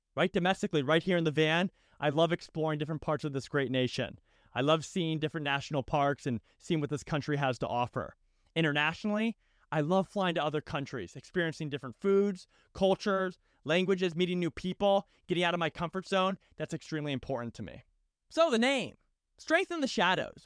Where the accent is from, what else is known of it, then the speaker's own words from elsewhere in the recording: just outside of Boston, Massachusetts, United States; moved away as an adult; also born or lived in Annapolis, Maryland / San Diego, California; I grew up just outside of Boston, Massachusetts